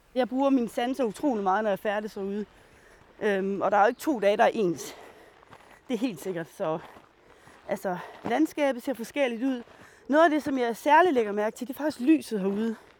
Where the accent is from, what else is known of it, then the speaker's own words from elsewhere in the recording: Rønde, Central Denmark Region, Denmark; jeg er opvokset i Nationalparken. Øhm, I den del, der hedder Ronde